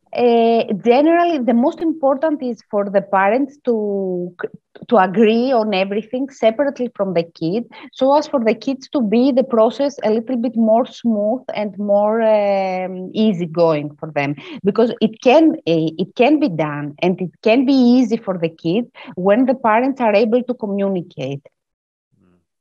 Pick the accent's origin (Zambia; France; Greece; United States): Greece; I'm from Greece